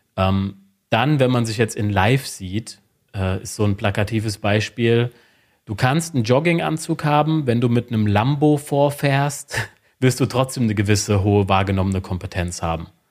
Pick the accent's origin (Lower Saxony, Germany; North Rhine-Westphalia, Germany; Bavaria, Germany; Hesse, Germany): Hesse, Germany; Wiesbaden; ich bin aus Wiesbaden, bin 36 Jahre alt